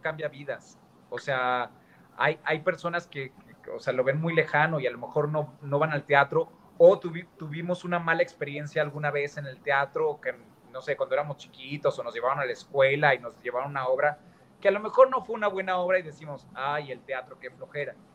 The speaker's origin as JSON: {"language": "Spanish", "town": "Guadalajara", "region": "Jalisco", "country": "Mexico", "said": "Yo soy de Guadalajara, Jalisco. Soy tapatío."}